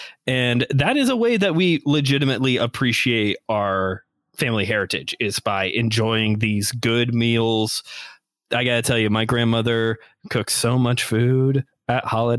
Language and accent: English; Northwest Indiana, United States; we're from Northwest Indiana. Go region. Yes. My boy, you're a region rat, which is what they call us out here.